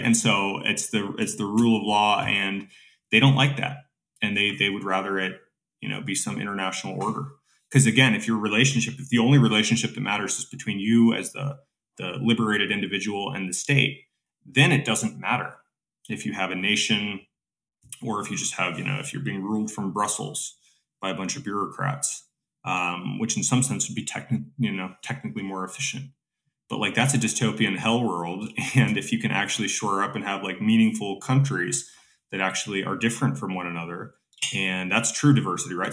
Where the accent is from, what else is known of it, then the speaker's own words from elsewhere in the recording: United States; as an American